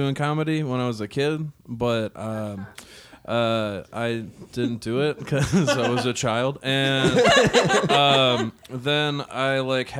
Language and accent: English; Minneapolis, Minnesota, United States; also born or lived in St. Cloud, Minnesota; A couple different places, but mostly the suburbs of Minneapolis.